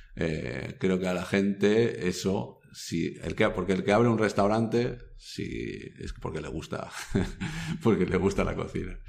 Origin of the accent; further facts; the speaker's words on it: Basque Country, Spain; soy vasco